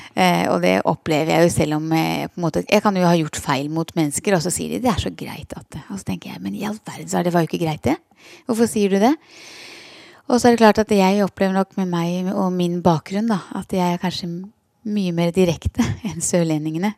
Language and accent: Norwegian; Porsgrunn, Telemark, Norway; moved away as an adult; also born or lived in Skien; now in Kristiansand, Norway; Jeg er fra Porsgrunn, så det er mitt uh, fødested og min fødeby.